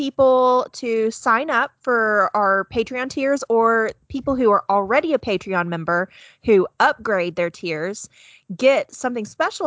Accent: Caddo Valley, Arkansas, United States; the Caddo River and Caddo Valley and all that. Yeah, I grew up there

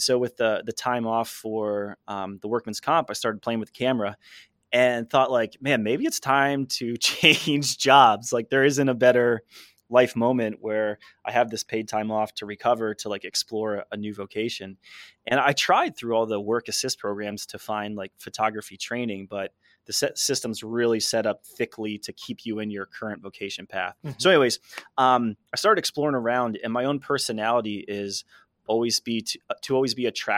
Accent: New Jersey, United States; I grew up in Jersey on the East Coast

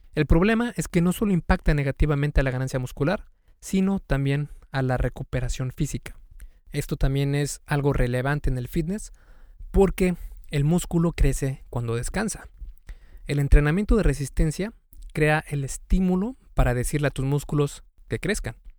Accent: Mexico; en México especialmente, que es de donde soy yo

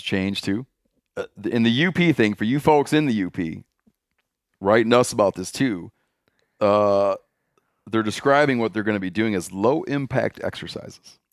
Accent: Michigan, United States; My home state.

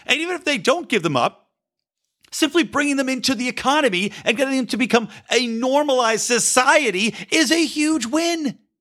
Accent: United States; embracing a proud identity as an American

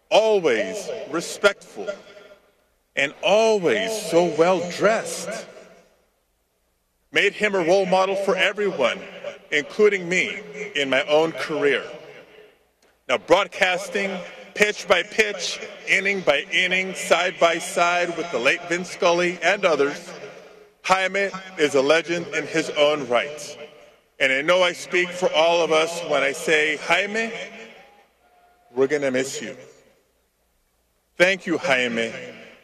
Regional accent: Los Angeles, California, United States; I grew up playing baseball in the San Fernando Valley

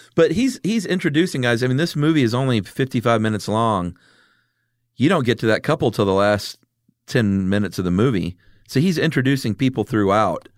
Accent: the South, United States; us being from the South

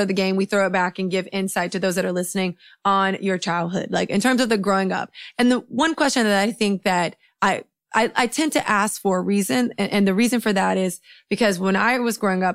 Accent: Miami, Florida, United States; moved away as an adult; also born or lived in New York City; I'm from Miami, Florida.

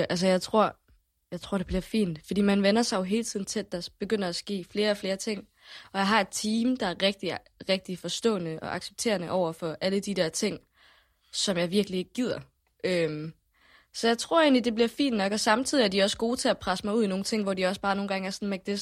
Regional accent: Jutland, Denmark; Specielt når du kommer som jyde, ikke?

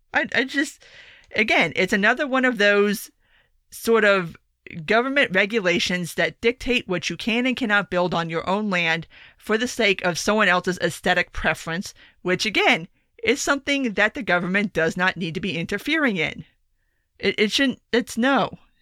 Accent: South Florida, United States; I grew up in South Florida

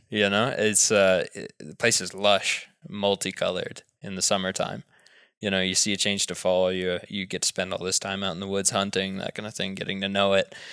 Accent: Knoxville, Tennessee, United States; moved away; also born or lived in Texas / Africa; growing up in the suburbs in Knoxville, Tennessee

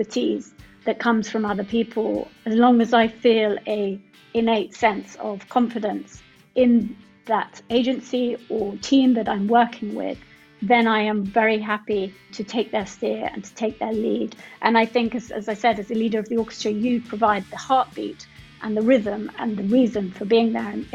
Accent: Sussex, South East England, United Kingdom; moved away as an adult; also born or lived in London / Paris; now in Cornwall, United Kingdom; I grew up in Sussex in the countryside

